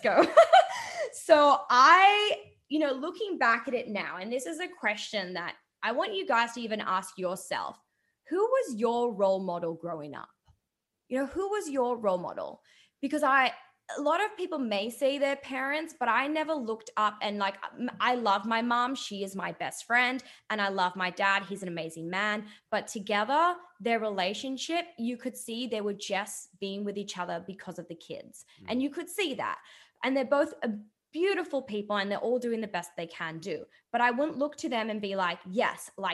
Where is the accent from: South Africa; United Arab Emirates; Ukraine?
United Arab Emirates; Dubai; I grew up in a very different Dubai, because when I grew up in Dubai, it was nothing but desert